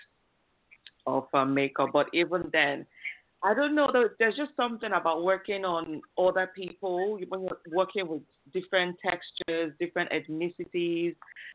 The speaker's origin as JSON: {"language": "English", "country": "Nigeria", "moved": "as an adult", "lives_now": "United Kingdom", "said": "I'm originally from Nigeria"}